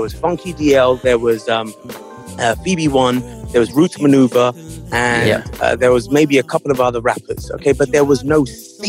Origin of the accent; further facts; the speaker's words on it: United Kingdom; because yes, I'm British, and because of that, I was, you know, influenced by a lot of things in mainstream culture like R&B and hip hop, but also growing up in an Indian household